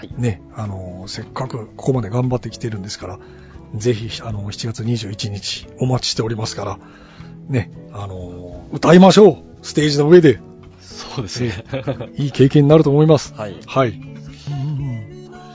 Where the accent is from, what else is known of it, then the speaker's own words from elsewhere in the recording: Kumamoto, Japan; 僕の地元の熊本では